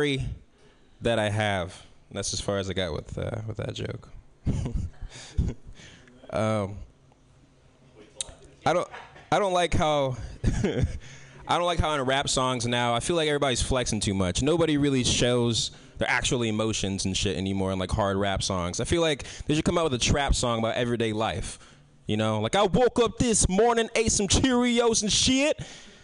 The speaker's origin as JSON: {"language": "English", "town": "San Francisco", "region": "California", "country": "United States", "tie": "born or raised there", "said": "I grew up here in San Francisco"}